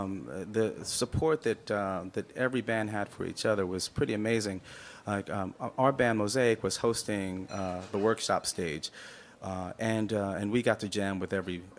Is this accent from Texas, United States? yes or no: no; Rutherford, New Jersey, United States; moved away as an adult; also born or lived in Jamaica, Queens, New York; now in Portland, United States; I was from Jamaica, Queens, in New York, and then my dad got a lovely church in a little town of Rutherford, New Jersey, where probably have my deepest roots now.